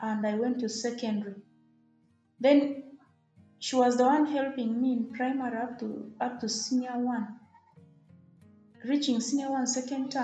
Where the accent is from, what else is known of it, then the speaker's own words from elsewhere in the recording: Arua District, Northern Region, Uganda; I come from Arua District